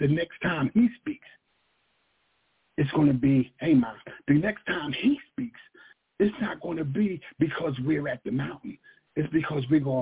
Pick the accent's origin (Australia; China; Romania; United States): United States; Philadelphia, Pennsylvania; We're from North Philly.